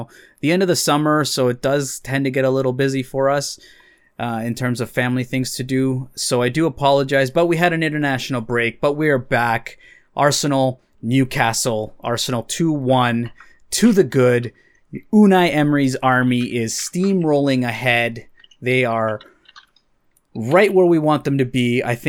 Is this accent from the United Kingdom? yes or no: no; El Salvador; mainly El Salvador, of course, whenever my home country can play.